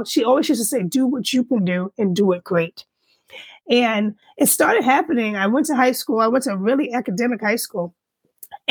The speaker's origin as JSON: {"language": "English", "region": "New York", "country": "United States", "tie": "born or raised there", "moved": "yes", "lives_now": "Northern Virginia, United States", "said": "born and raised in New York, one of five children."}